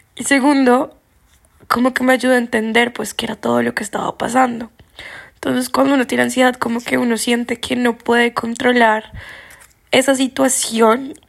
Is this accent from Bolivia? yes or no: no; Colombia; yo soy colombiano